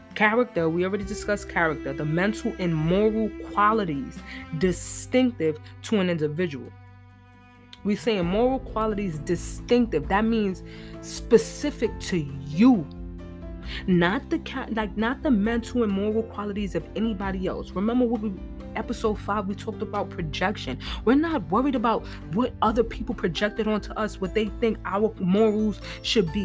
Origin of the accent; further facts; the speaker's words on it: New York, United States; I'm from New York